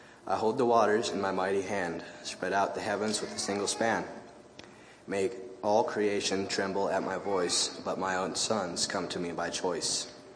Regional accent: Griswold, Iowa, United States; Really enjoyed this week. I'm from Griswold, Iowa.

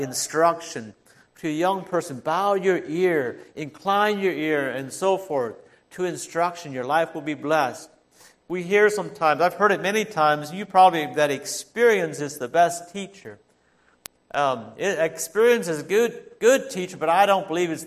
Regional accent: Holmes County, Ohio, United States; I grew up in Holmes County

